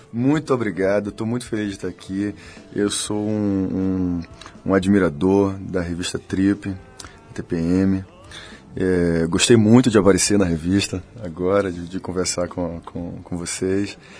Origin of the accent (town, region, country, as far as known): Bahia, Brazil